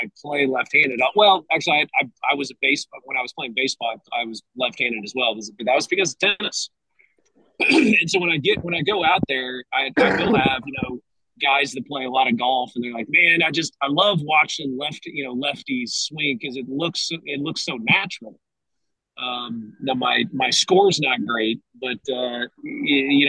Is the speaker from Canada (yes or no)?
no; Tulsa, Oklahoma, United States; I grew up in Tulsa. My wife and I still live there with our four kiddos